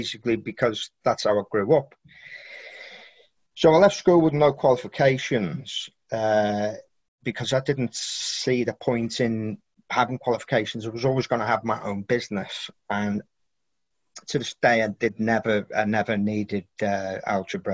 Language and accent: English; Birkenhead, North West England, United Kingdom; I was born in Birkenhead, which is near Liverpool, and famous for the shipyard, Camelot Shipyard